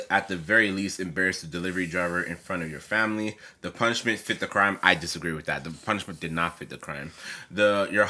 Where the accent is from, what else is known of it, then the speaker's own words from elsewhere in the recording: Toronto, Ontario, Canada; I'm an artist from Toronto